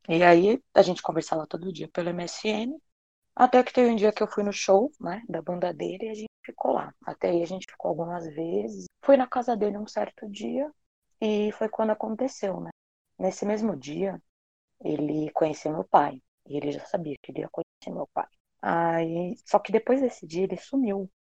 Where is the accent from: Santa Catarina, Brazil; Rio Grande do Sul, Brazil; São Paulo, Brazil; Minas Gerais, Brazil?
São Paulo, Brazil; eu tenho 29 anos e sou de São Paulo